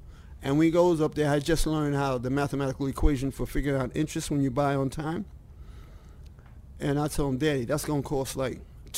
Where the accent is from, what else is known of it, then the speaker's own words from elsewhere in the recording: New York City, New York, United States; And like when I was first born and growing up in East Harlem, the poorest neighborhood in East Harlem